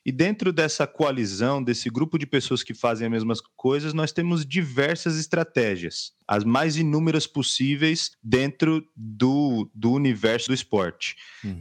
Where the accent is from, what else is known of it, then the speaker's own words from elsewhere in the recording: Nova Odessa, São Paulo, Brazil; Sou aqui de Nova Odessa, interior de São Paulo, próximo a Campinas